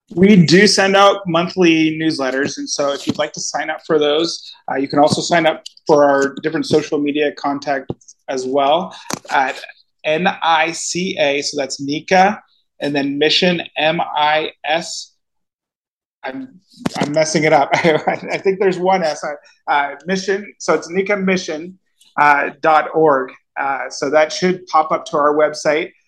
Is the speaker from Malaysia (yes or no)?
no; Cornwall, Ontario, Canada; moved away as an adult; now in Nicaragua; I grew up in Cornwall